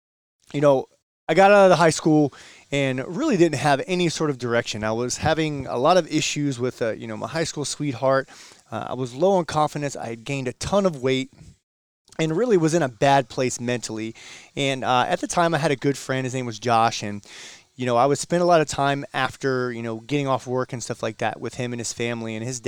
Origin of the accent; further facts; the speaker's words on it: Virginia, United States; one of the back roads where I grew up in Virginia.